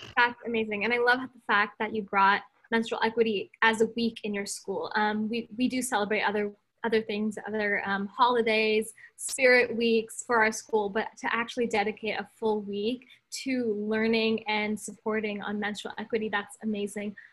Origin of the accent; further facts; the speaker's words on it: California, United States; I'm from California